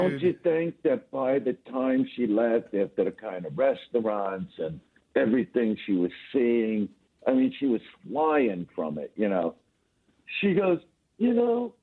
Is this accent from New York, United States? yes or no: yes; New York City, New York, United States; moved away as an adult; now in Los Angeles, United States; I'm in Manhattan now. I'm from Brooklyn